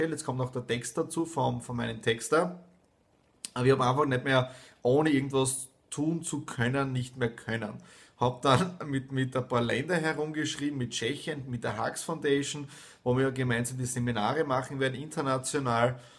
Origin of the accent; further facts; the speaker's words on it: Styria, Austria; Dann rund in die Südoststeiermark, ja, in meine Heimat zum Bauernhof meiner Eltern